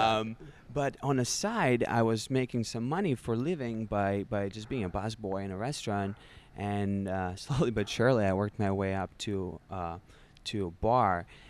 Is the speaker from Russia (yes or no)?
yes; Russia; moved away as an adult; now in United States; I was born and raised in Russia